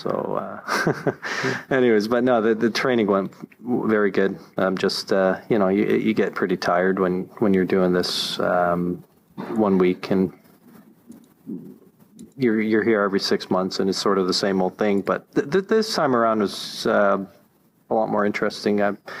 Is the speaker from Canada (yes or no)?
yes; Toronto, Ontario, Canada; from Teterboro. I'm normally from Toronto, but this week I'm from Teterboro.